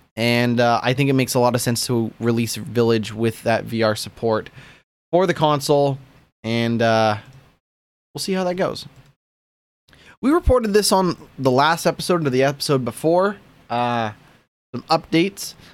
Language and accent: English; Canada; I'm a Canadian